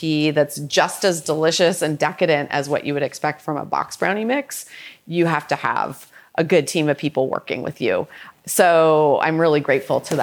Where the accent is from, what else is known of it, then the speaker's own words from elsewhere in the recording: Toronto, Ontario, Canada; also born or lived in Boston; now in San Francisco, United States; So I am a Canadian girl. I grew up in Toronto and I came to the US by way of Boston, and I now live in San Francisco